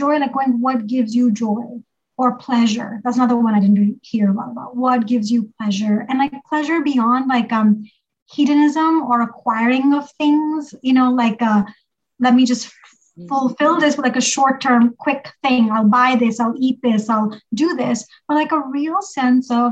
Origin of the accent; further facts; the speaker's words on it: Pakistan; now in United States; growing up in Pakistan